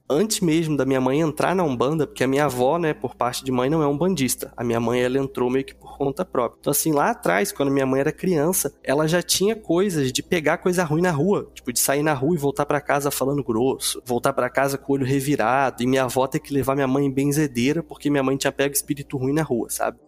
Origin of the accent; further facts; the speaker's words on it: Rio de Janeiro, Brazil; also born or lived in São Paulo; nesse quintal lá em Quintino, não sei quem é do Rio aí nas Zona Norte, foi onde eu cresci